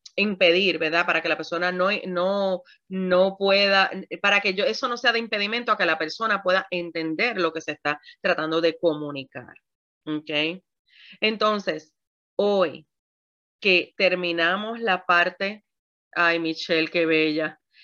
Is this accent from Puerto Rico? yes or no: yes; Puerto Rico; como buena puertorriqueña que soy